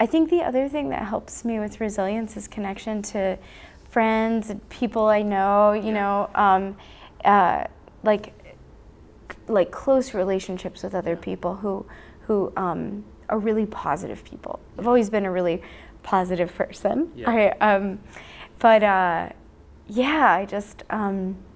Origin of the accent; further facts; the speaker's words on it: Telluride, Colorado, United States; my hometown in Telluride